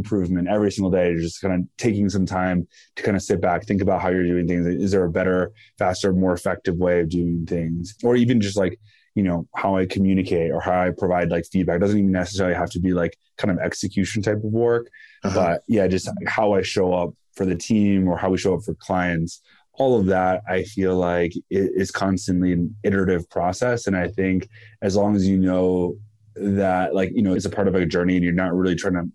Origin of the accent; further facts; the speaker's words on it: San Francisco, California, United States; also born or lived in Los Angeles; I grew up in San Francisco. We were born and raised